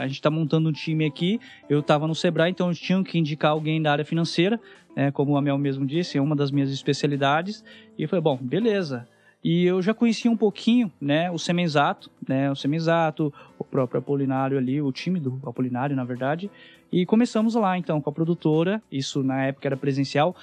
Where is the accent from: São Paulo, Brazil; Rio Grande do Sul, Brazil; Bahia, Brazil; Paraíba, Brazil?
São Paulo, Brazil; Palmeira d'Oeste; moved away; Venho de uma família bem humilde no interior de São Paulo, uma cidade que tem 9 mil habitantes